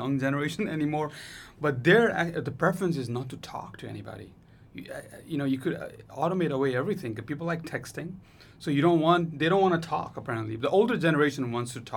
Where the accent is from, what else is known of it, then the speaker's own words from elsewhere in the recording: Nepal; I'm from Nepal